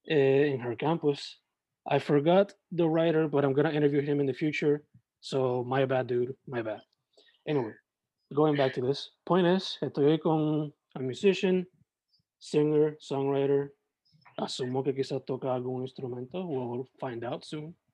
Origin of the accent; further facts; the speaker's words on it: Sabana Grande, Puerto Rico; also born or lived in San Germán, Puerto Rico; now in Carolina, Puerto Rico; yo originalmente, yo nací en San Germán, raised en Sabana Grande y ahora en Cacolina.